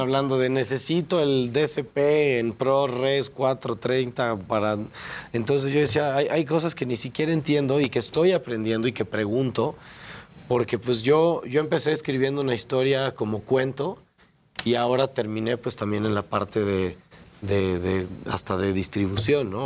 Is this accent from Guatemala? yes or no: no; Mexico; nosotros como mexicanos creativos